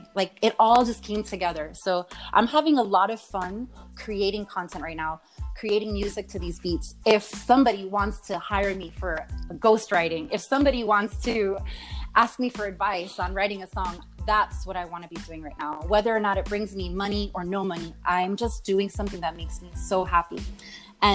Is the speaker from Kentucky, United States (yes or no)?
no; Miami, Florida, United States; I'm from Miami, so I used to perform on at the Clevelander, actually on South Beach